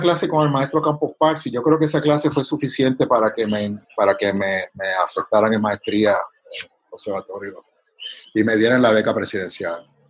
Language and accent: Spanish; Canóvanas, Puerto Rico; moved away as an adult; also born or lived in Santurce / Boston; he vivido en Canóvanas y, soy de Canóvanas